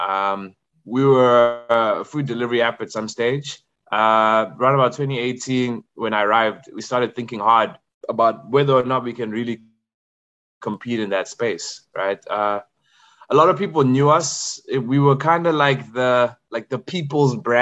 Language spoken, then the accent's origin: English; Zimbabwe; moved away as an adult; also born or lived in KwaZulu-Natal, South Africa; born and raised in Zim.